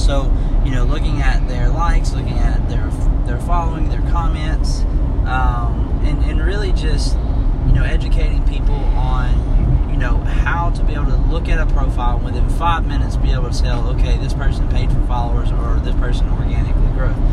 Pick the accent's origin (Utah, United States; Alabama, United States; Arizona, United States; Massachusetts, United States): Alabama, United States; Tuscaloosa; we're from Tuscaloosa, Alabama